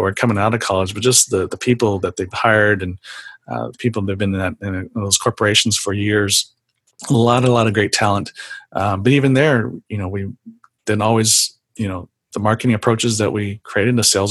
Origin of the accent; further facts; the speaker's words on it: San Jose, California, United States; growing up in San Jose, I went to San Jose State University